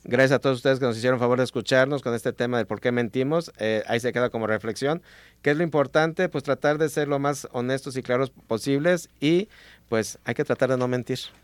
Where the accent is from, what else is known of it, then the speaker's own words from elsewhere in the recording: Mexico; aquí como mexicanos